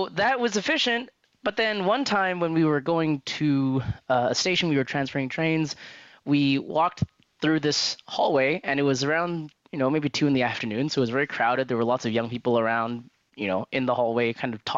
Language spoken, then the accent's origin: English; Canada; growing up in Canada, I'd never experienced like things like that before.